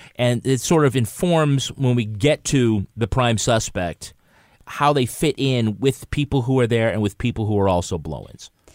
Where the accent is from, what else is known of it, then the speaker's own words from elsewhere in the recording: United States; I'm American. I'm of, I, my, you know, family comes from Ireland